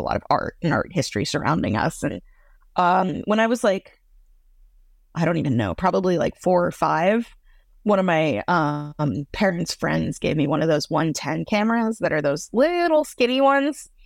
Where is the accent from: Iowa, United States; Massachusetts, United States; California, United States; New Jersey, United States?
Massachusetts, United States; Boston; I grew up in Boston, Massachusetts